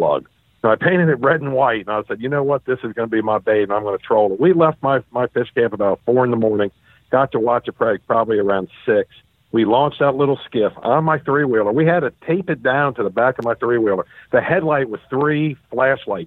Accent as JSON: {"language": "English", "region": "Virginia", "country": "United States", "tie": "born or raised there", "moved": "yes", "lives_now": "Florida, United States", "said": "I was born and raised in Virginia, and I was raised in a fish camp"}